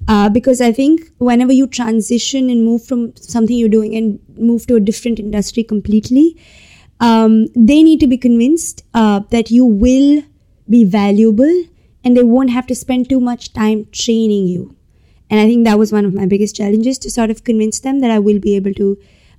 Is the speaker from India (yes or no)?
yes; India; So I come from India. I moved around a lot when I was a child in India growing up.